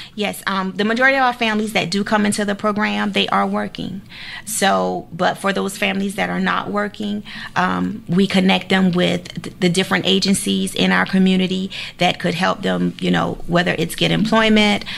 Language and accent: English; Savannah, Georgia, United States; I pretty much grew up, you know, all over Savannah